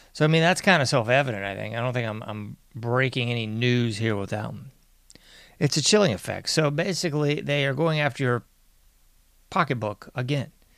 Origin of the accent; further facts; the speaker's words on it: United States; I'm an American